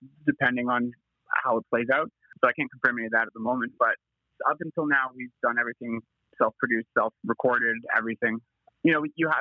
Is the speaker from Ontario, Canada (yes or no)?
yes; London, Ontario, Canada; now in Toronto, Canada; We're from Canada, more specifically London, Ontario, which is like a mid-sized city in Ontario, in the province. But we both reside in Toronto, Canada now.